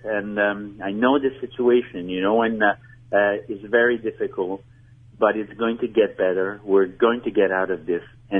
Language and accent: English; Montreal, Quebec, Canada; Maybe you've heard my accent. I'm from Montreal